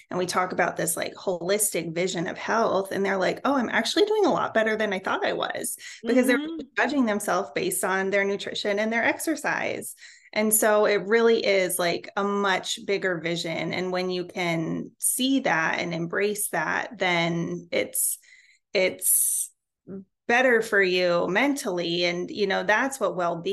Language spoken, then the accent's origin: English; Colorado, United States; now in Houston, United States; I live in Houston, Texas, although I'm originally from Colorado, and I will never claim Texas